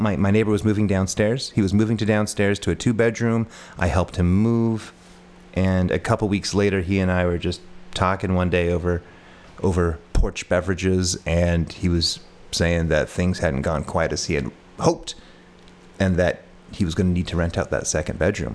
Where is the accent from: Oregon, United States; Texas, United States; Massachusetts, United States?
Oregon, United States; Newberg; born or raised there; also born or lived in Huddersfield, England / California; now in Portland, United States